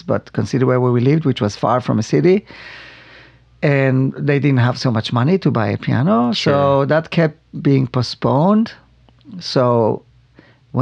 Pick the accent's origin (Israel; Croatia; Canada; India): Israel; now in Arizona, United States; Not far from Tel Aviv. Mm-hmm. I grew up on a farm